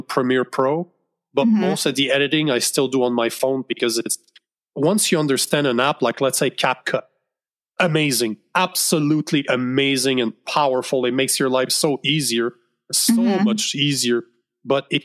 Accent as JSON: {"language": "English", "country": "Canada", "said": "I'm Canadian"}